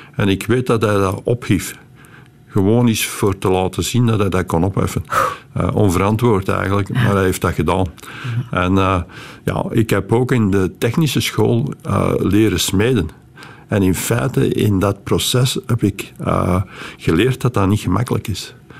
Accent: Beveren, Flanders, Belgium; moved away as an adult; now in California, United States; het dorp Melcelen, nu Groot-Beveren, waar ik ben opgegroeid

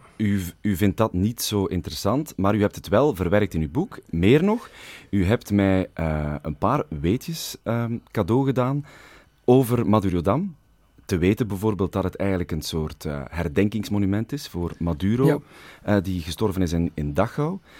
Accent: Flanders, Belgium; Ik ben een Vlaming

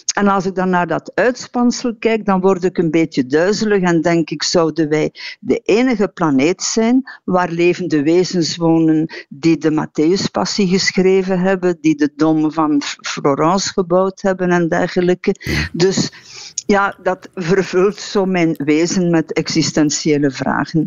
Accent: Harelbeke, Flanders, Belgium; het huis waar ik ben opgegroeid in Harelbeke bij Kortrijk

